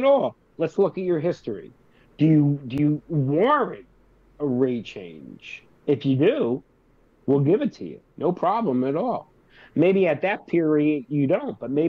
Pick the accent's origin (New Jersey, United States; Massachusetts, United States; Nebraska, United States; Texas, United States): New Jersey, United States; I'm from Jersey